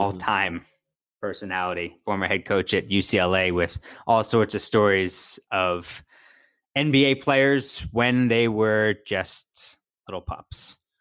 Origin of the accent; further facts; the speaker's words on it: Philadelphia, Pennsylvania, United States; growing up in Philadelphia